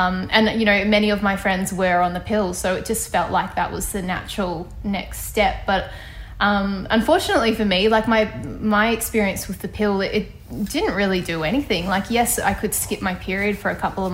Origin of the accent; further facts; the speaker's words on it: Ballarat, Victoria, Australia; moved away as an adult; now in Sydney, Australia; a doctor in my hometown of Ballarat